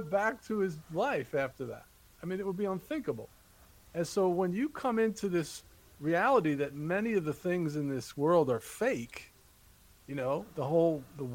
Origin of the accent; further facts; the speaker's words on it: New Jersey, United States; now in North Carolina, United States; I grew up in Jersey